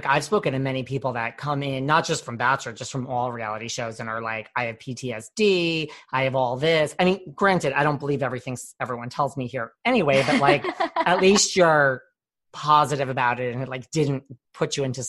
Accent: New York, United States; I'm from the New York area.

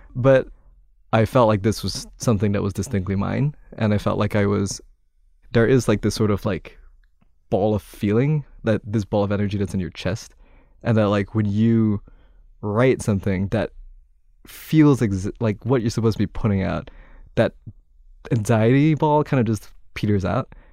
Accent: Kuala Lumpur, Malaysia; moved away as an adult; now in New York, United States; I'm from Kuala Lumpur, Malaysia originally

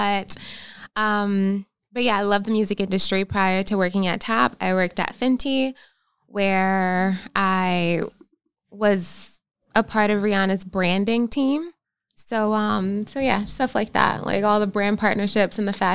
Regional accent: North Carolina, United States; moved away as an adult; also born or lived in Philadelphia, Pennsylvania; now in Los Angeles, United States; born in Philadelphia, raised in North Carolina, and then I went back to Philadelphia for college.

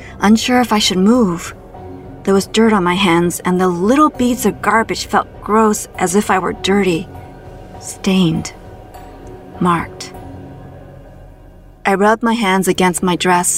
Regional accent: Toronto, Ontario, Canada; my hometown of Toronto, Canada

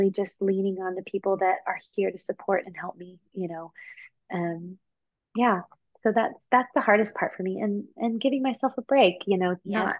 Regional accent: Houston, Texas, United States; now in New York, United States; I grew up in Texas.

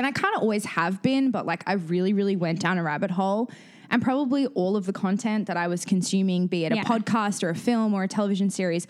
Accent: Australia; I am not from the UK. I'm from Australia.

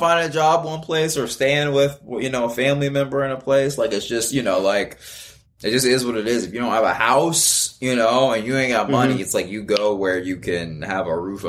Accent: Marietta, Georgia, United States; also born or lived in Miami, United States / Cincinnati, United States / Fresno, United States; I was born in Miami, then lived in Cincinnati, then lived up in the Bay Area, then lived in Fresno. I'm from Marietta, Georgia.

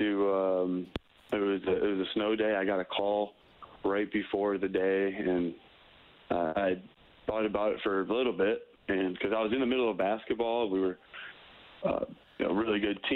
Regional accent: Novi, Michigan, United States; moved away; I'm from Novi. It's just outside of Detroit, Michigan. And that's where I grew up

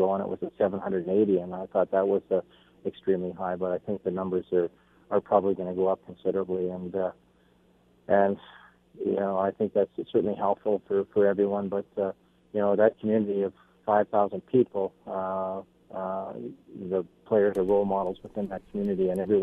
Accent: Canada; as a Canadian

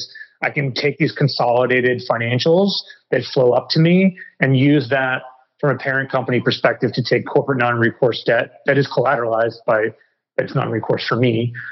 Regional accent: New York City, New York, United States; moved away; also born or lived in Malaysia; I grew up in New York City, a tall white guy

